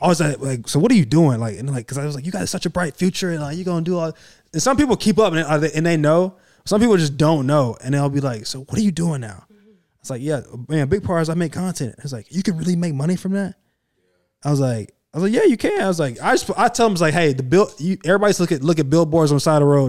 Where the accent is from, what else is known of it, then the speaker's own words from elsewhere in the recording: Clemson, South Carolina, United States; I grew up right there in Clemson